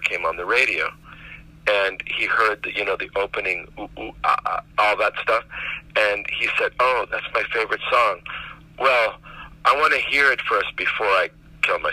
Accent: Miami, Florida, United States; that's the project that I grew up in Miami

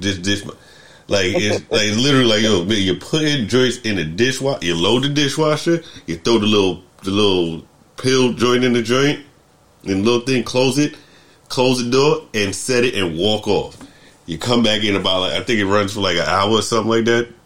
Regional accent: United States; moved away; also born or lived in New York; growing up in America

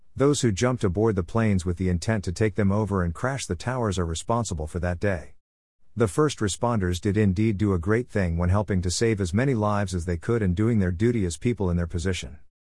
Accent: Canada; being Canadian

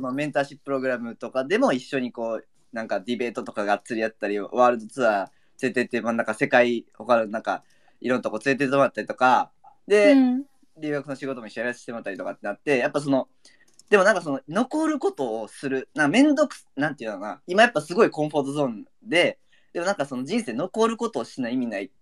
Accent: Kansai, Japan; 全然俺関西人やけど

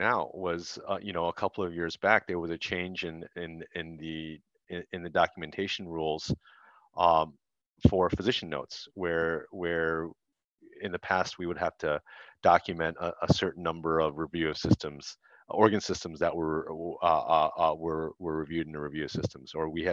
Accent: Detroit, Michigan, United States; I grew up in Detroit

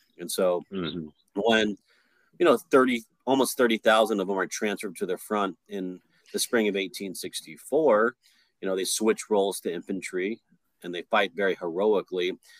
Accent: Aurora, Colorado, United States; now in Kentucky, United States; I'm originally from Colorado. My parents are South Vietnamese war refugees. And so I was born in Aurora, Colorado, right outside of Denver.

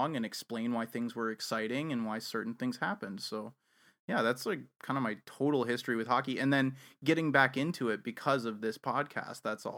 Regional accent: Evanston, Illinois, United States; now in Canada; So, I'm from Chicago. I'm actually from the north suburbs of Chicago. I'm from Evanston, Illinois.

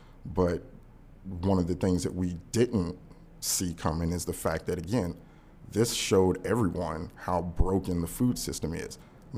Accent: Louisville, Kentucky, United States; You know, I'm from Louisville, Kentucky.

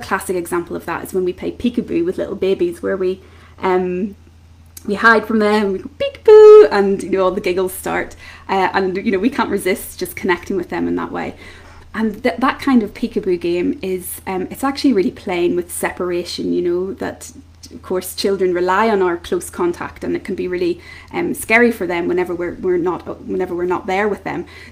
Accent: Belfast, Northern Ireland, United Kingdom; I'm from Belfast in Northern Ireland.

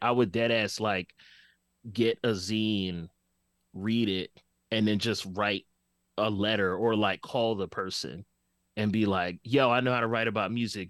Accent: Philadelphia, Pennsylvania, United States; growing up in West Oak Lane, I had a very fun childhood, uh, but it was, it was also Philly in the eighties

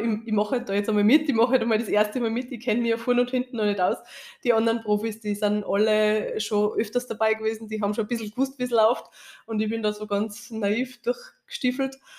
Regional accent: Austria; bei uns in Österreich

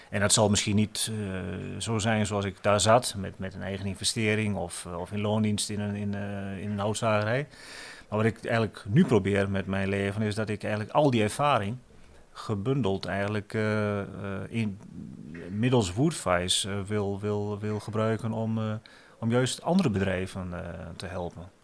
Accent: Netherlands; moved away as an adult; also born or lived in Cameroon / Oldenzaal, Netherlands; ik natuurlijk ook wel gewoon nog die Nederlander ben

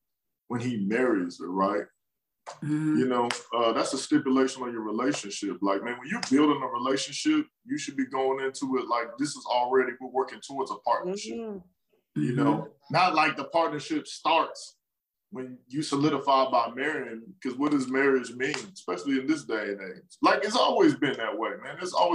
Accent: Killeen, Texas, United States; also born or lived in Washington, D.C. / Maryland / Arlington / Houston; I was born in Washington, D.C. And I was in Maryland till like 9. And then my family from Texas, my father got stationed in Texas, and I lived in Killeen. And, you know, Killeen is home.

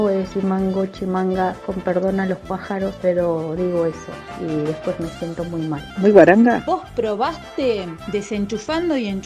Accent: San Juan, Argentina; podría definirlo yo porque soy sanjuanina

